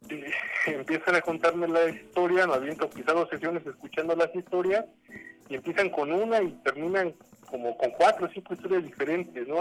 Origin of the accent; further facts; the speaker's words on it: Mexico; sigo siendo mexicano